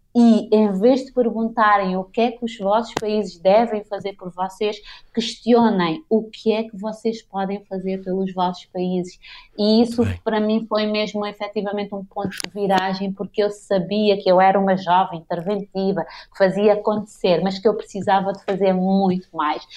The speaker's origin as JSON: {"language": "Portuguese", "region": "Santo Antão", "country": "Cape Verde", "also_born_or_lived": "Praia, Cape Verde", "moved": "yes", "said": "eu sou de Santo Antão"}